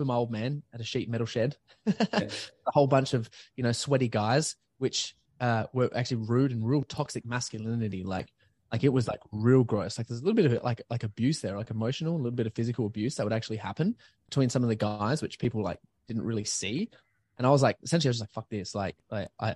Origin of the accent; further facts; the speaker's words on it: Adelaide, South Australia, Australia; I was born in Adelaide, like North Adelaide Hospital, and I grew up to be a singer and a dancer and actor